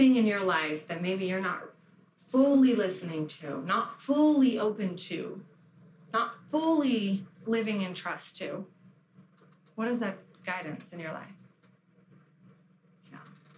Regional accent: Las Vegas, Nevada, United States; moved away; I was from Vegas

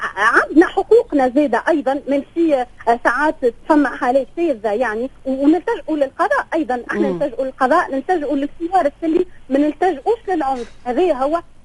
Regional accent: Tunisia; now in Nice, France; احنا تونسيين

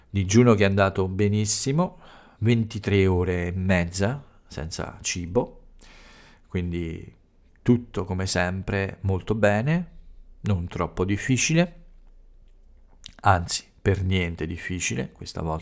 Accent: Italy; ho parlato un po' delle origini e di alcuni fatti più importanti accaduti nel mio paese, alcuni momenti importanti eh, nella eh, lotta per i diritti eh, delle donne nel, eh, in Italia.

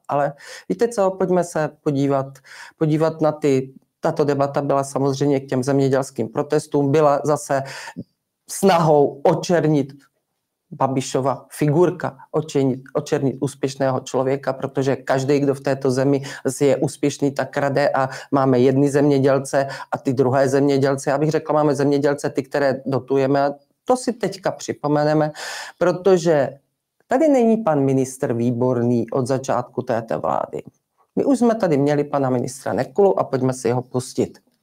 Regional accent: Haná, Olomouc Region, Czechia; já jsem opravdu ze starého sedláckého rodu a já tu Hanou znám a mám tam spoustu kamarádů, zemědělců, kteří ještě znali mého tátu

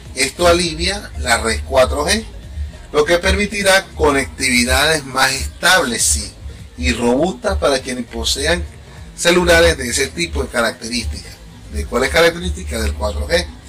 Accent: Venezuela; now in Chile; soy extranjero, soy venezolano

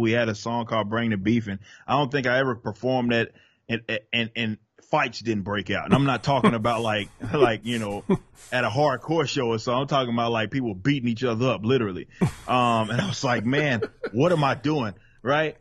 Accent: Dallas, Texas, United States; accent: Southern; I was born and raised in Dallas, Texas

